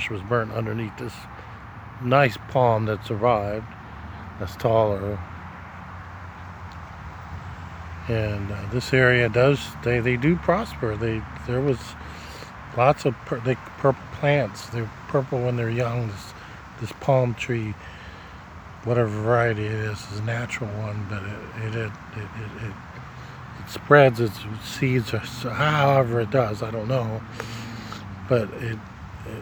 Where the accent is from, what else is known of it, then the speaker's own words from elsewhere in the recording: Nebraska, United States; now in Miami, United States; my hometown in Nebraska